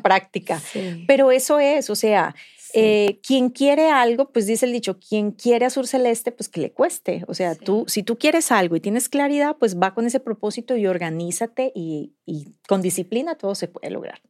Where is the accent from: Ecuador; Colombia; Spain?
Colombia; moved away as an adult; now in Mexico; yo soy colombiana y tengo el privilegio de vivir aquí hace nueve años